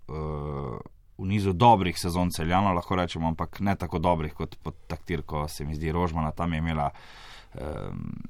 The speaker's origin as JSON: {"language": "Slovenian", "town": "Maribor", "region": "Drava", "country": "Slovenia", "lives_now": "Ljubljana, Slovenia", "said": "čeprav sem prišel iz Maribora, mi je v Ljubljani kar dober"}